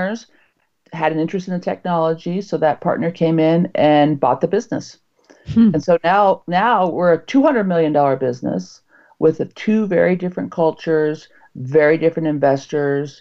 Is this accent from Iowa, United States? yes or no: no; Utah, United States; I'm from Utah